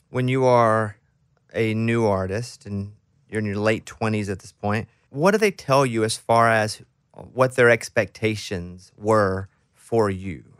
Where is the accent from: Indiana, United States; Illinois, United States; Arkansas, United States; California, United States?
Arkansas, United States; I'm from Arkansas. And where I grew up, there was a lot of country music.